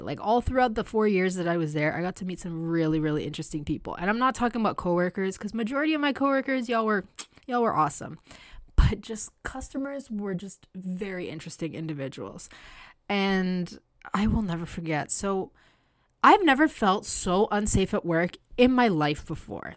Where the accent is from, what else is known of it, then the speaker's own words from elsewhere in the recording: Canada; I was born here in Canada, but my parents are Latin American